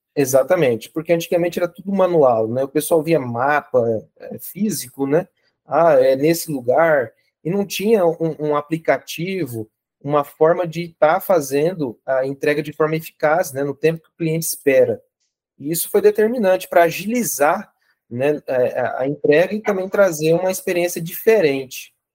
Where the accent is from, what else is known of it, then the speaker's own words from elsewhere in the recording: Araguaia, Mato Grosso, Brazil; moved away; also born or lived in São José do Rio Preto; Eu sou de Araguaia, no Mato Grosso